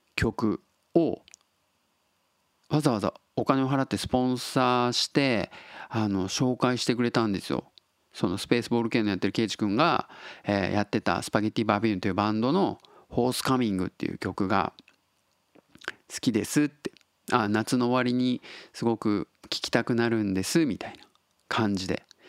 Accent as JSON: {"language": "Japanese", "region": "Tottori", "country": "Japan", "tie": "born or raised there", "also_born_or_lived": "Kobe", "accent": "Tottori dialect", "moved": "as an adult", "lives_now": "Osaka, Japan", "said": "鳥取生まれでえっと高校3年生の後浪人したんでまあ、えー、19歳まで鳥取にいたんですよ"}